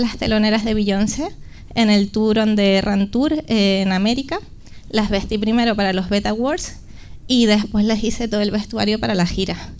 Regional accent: La Palma, Canary Islands, Spain; accent: Canarian; moved away as an adult; now in Madrid, Spain; como habrán notado en mi acento, soy canaria, vengo de la isla de La Palma, pero vivo en Madrid. Vine a estudiar diseño de moda con 18 añitos

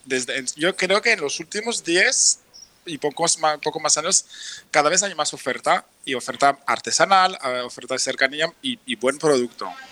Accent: France; Spanish is a second language; moved away as an adult; now in Barcelona, Spain; yo soy francés

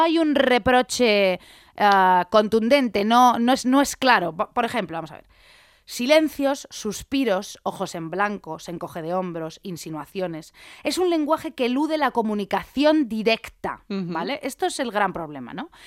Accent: Madrid, Community of Madrid, Spain; yo es que soy madrileña

